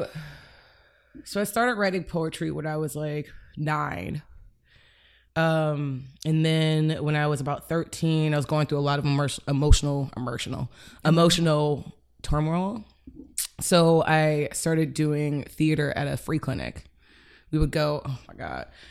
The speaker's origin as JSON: {"language": "English", "town": "Cleveland", "region": "Ohio", "country": "United States", "tie": "born or raised there", "also_born_or_lived": "Chicago", "moved": "as an adult", "said": "I grew up in Cleveland until college"}